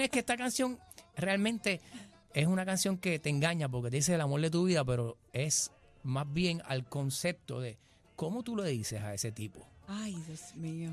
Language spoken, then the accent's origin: Spanish; Naranjito, Puerto Rico; me dio clase de música a mí en noveno grado en la escuela Mercedes Rosado en Naranjito